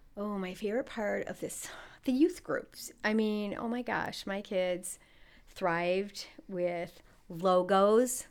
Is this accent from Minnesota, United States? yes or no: yes; St. Paul, Minnesota, United States; I grew up on the east side of St. Paul, Minnesota.